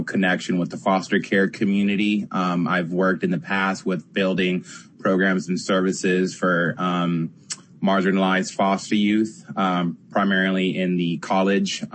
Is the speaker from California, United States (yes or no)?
yes; San Diego, California, United States; I'm from San Diego